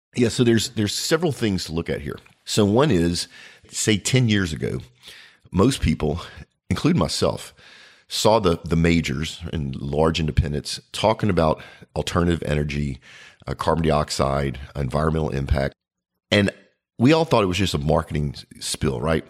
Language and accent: English; United States; as an American